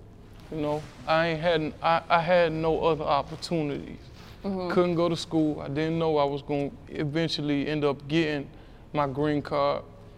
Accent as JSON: {"language": "English", "town": "Alexandria", "region": "Virginia", "country": "United States", "said": "I'm from Alexandria, Virginia, on the west side."}